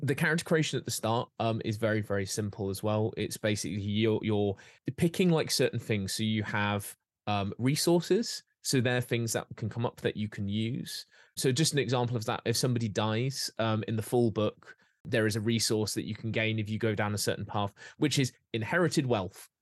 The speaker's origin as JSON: {"language": "English", "area": "Derbyshire", "region": "East Midlands", "country": "United Kingdom", "tie": "born or raised there", "said": "when I was growing up, and I grew up in Derbyshire"}